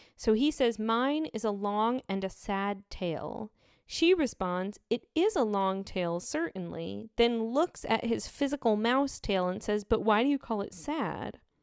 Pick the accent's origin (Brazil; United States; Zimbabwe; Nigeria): United States; as an American